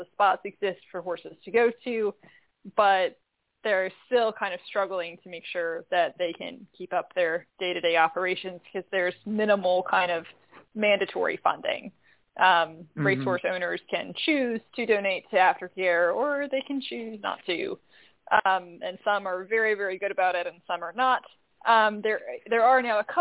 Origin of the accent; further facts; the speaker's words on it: Virginia, United States; I am from Virginia